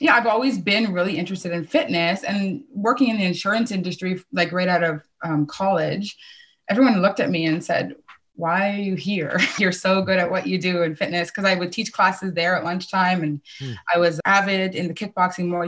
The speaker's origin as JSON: {"language": "English", "town": "Kitchener", "region": "Ontario", "country": "Canada", "tie": "born or raised there", "said": "I grew up right in my hometown in Kitchener."}